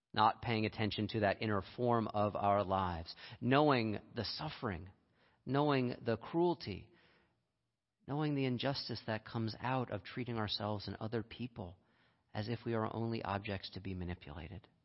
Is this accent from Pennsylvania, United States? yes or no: yes; Lehigh Valley, Pennsylvania, United States; I grew up in Lehigh Valley for a number of years